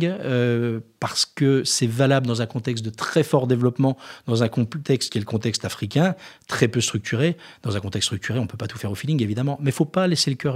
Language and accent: French; Jura, Bourgogne-Franche-Comté, France; Alors moi, je suis jurassien